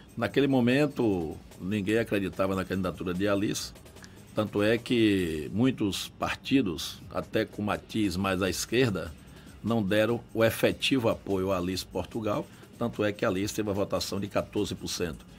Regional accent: Salvador, Bahia, Brazil; also born or lived in Coração de Maria, Bahia; Eu tenho 61 anos de idade, vim para aqui com 9 anos de idade, estudei aqui.

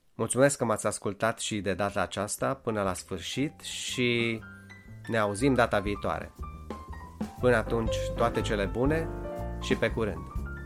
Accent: Satu Mare County, Transylvania, Romania; accent: Transylvanian (ardelenesc); Eu am crescut în Ardeal și de mic copil am fost expus dialectului ardelenesc

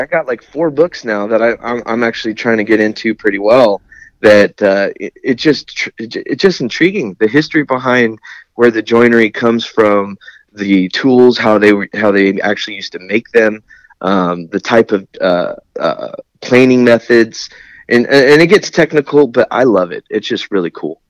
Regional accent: Lemoore, California, United States; also born or lived in San Diego, California; I'm from Lemoore and kind of San Diego at the same time.

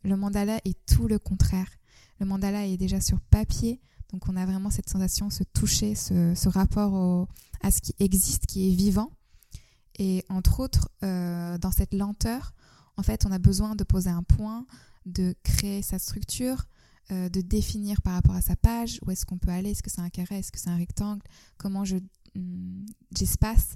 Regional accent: Istanbul, Turkey; now in France; je suis née en Turquie, j'ai grandi à Istanbul

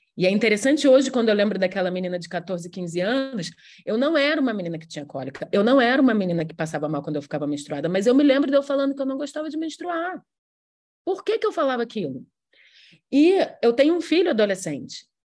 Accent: Rio de Janeiro, Brazil; Eu sou carioca

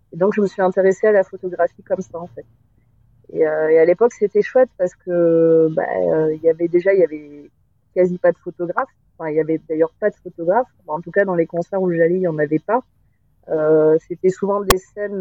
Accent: Agen, Nouvelle-Aquitaine, France; je, viens d'Agen. Euh, j'ai grandi à Agen

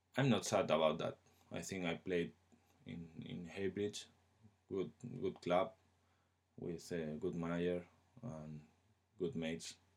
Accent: Spain; English is a second language; moved away as an adult; now in England

